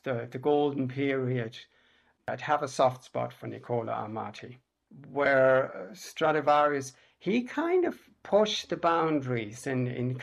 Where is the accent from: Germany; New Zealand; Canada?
Germany; also born or lived in England; now in Ireland; I was born in Germany. I've been living here in Ireland since 1994.